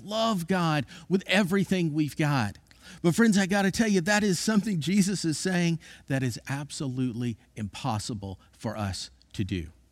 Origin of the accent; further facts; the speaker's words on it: Florida, United States; I grew up in Florida